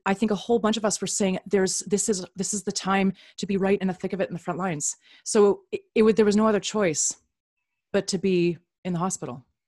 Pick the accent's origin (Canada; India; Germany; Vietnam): Canada; also born or lived in Upper Manhattan, New York; now in New York, United States; I'm a Canadian